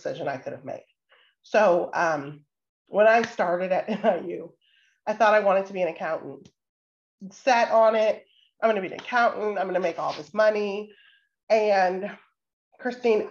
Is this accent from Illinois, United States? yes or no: yes; Waukegan, Illinois, United States; I grew up in Waukegan, Illinois, so just about an hour and a half north.